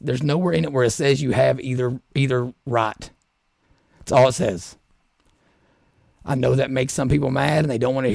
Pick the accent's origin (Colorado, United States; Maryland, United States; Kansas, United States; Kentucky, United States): Kentucky, United States; Southeast; I'm from Southeast Kentucky, grew up in the Southern Baptist Church